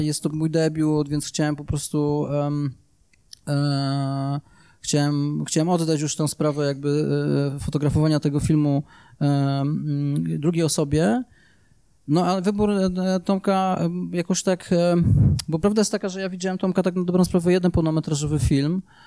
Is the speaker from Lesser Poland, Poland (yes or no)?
no; Łaziska Górne, Silesian Voivodeship, Poland; ja się wychowywałem w Łożicka do dwudziestego roku życia